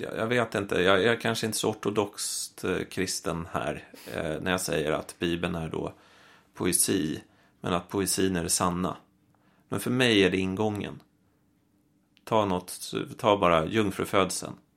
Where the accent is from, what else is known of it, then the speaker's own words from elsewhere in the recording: Stockholm, Stockholm County, Sweden; jag är uppvuxen i Vasastan i Stockholm